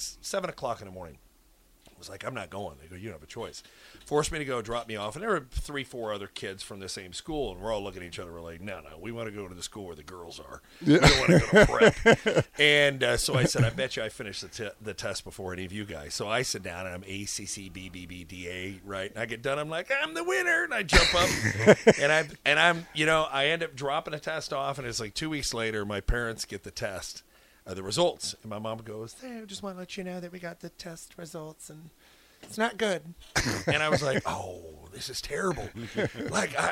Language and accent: English; Omaha, Nebraska, United States; I born and raised in Omaha